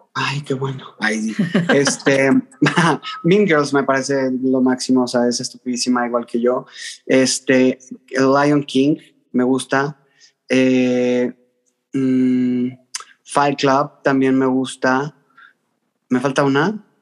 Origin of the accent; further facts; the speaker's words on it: Mexico City, Mexico; soy chilango, porque me preguntan mucho. Soy de la Ciudad de México pero con sangre norteña de Tamaulipas.